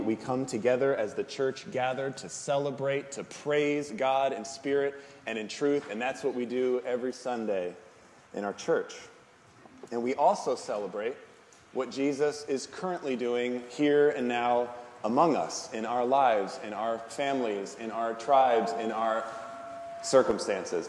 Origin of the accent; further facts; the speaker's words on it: Northeast, United States; now in Troy, United States; I'm from the Northeast